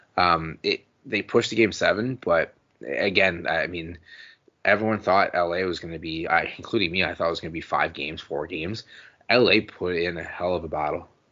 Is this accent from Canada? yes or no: yes; Canada; as a Canadian fan